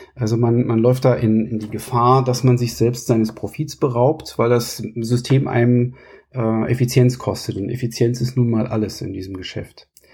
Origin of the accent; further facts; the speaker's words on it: Kassel, Hesse, Germany; moved away as an adult; also born or lived in Munich / Sweden; ich komme aus Kassel, da wo ich jetzt auch mittlerweile wieder bin